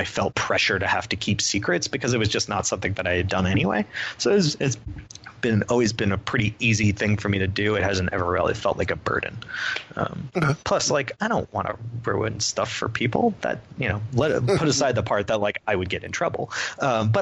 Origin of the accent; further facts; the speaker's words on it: United States; I'm from the Connecticut, New York area.